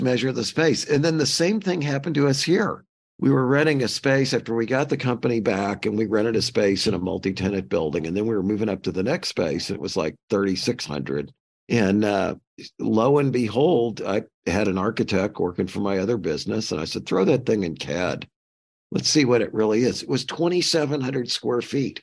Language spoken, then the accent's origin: English; St. Louis, Missouri, United States; I grew up in Saint Louis